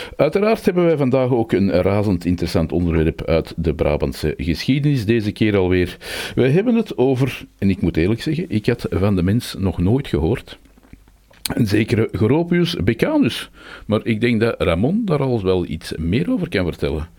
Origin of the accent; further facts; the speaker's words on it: Antwerp, Flanders, Belgium; Als Antwerpenaar